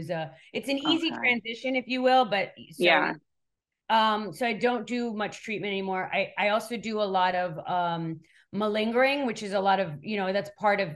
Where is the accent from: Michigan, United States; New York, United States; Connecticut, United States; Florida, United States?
New York, United States; New York City; moved away as an adult; also born or lived in Switzerland / California; now in Miami, United States; I was born in Switzerland and raised in New York